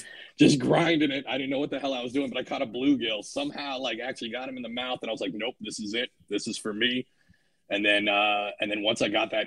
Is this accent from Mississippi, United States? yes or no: no; Washington, United States; now in New Jersey, United States; originally I'm from Washington State. So growing up, fishing was a kind of a constant thing I did with my grandfather all the time as a kid